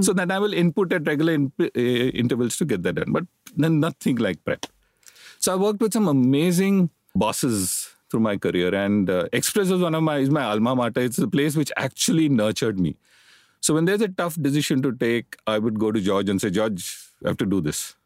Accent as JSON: {"language": "English", "town": "Mumbai", "region": "Maharashtra", "country": "India", "tie": "born or raised there", "said": "I grew up in Bombay, educated in Bombay. All my life I've lived in Bombay."}